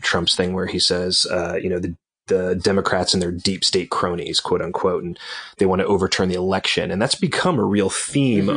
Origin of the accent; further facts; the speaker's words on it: Atlanta, Georgia, United States; moved away as an adult; also born or lived in Washington, District of Columbia, United States / Chicago; I'm from Atlanta